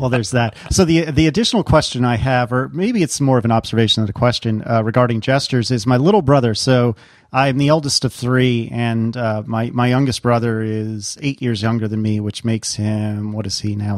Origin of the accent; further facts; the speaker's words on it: Northeast, United States; moved away as an adult; now in Virginia, United States; somebody who is born and bred in the Northeast